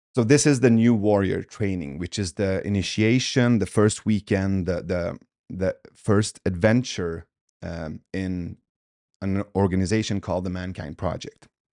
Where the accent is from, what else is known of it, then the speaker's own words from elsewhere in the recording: Sweden; also born or lived in Iran; I was born in Iran, but but we left when I was two. So um, in 1985, when we came to Sweden, from there on, I had like these two parallel cultures